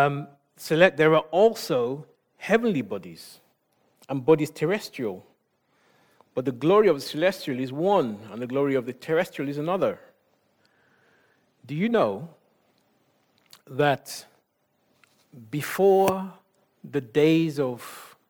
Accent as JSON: {"language": "English", "country": "Nigeria", "said": "I'm Nigerian"}